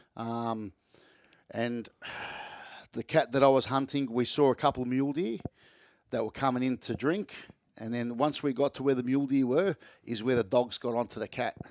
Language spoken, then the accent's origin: English; Melbourne, Victoria, Australia; I live in Reservoir in Melbourne